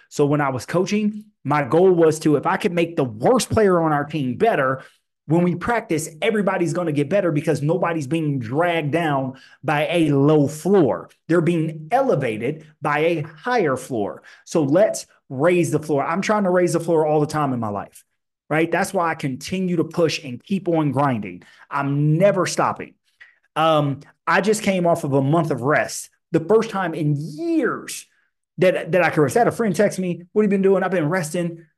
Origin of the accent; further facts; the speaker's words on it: Illinois, United States; I grew up in Illinois in the eighties and nineties